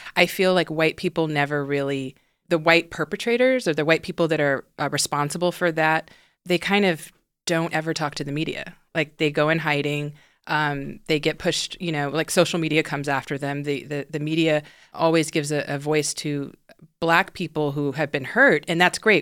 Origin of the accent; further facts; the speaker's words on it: Houston, Texas, United States; now in Los Angeles, United States; I grew up in the South, in Houston, Texas